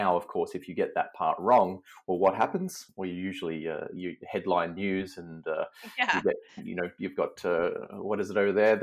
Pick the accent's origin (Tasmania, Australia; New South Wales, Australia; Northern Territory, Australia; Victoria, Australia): Victoria, Australia; Melbourne; moved away; also born or lived in Seattle; But I'm from Melbourne originally.